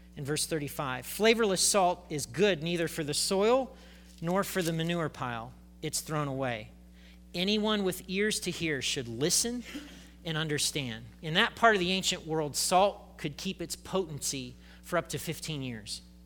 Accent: United States; I'm an American

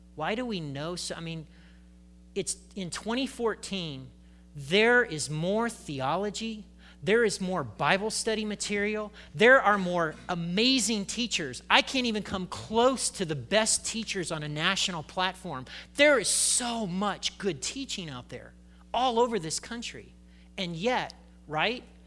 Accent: United States; I'm an American

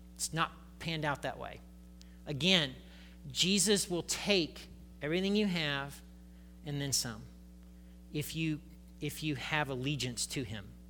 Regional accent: United States; I'm an American

